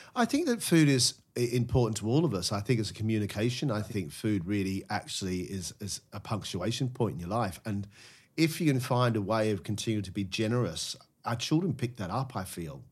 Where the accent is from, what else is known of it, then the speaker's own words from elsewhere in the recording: Melbourne, Victoria, Australia; moved away as an adult; now in United Kingdom; As an Aussie growing up